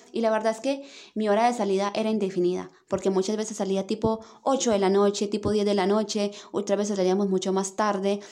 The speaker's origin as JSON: {"language": "Spanish", "country": "Colombia", "moved": "as an adult", "lives_now": "Santiago, Chile", "said": "yo en Colombia trabajaba muchísimo"}